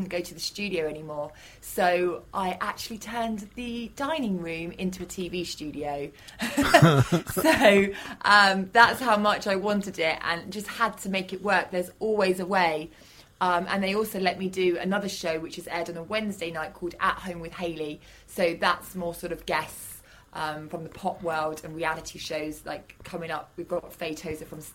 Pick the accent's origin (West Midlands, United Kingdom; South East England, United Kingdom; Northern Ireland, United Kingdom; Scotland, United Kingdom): South East England, United Kingdom; Fareham; now in London, United Kingdom; my hometown, Fareham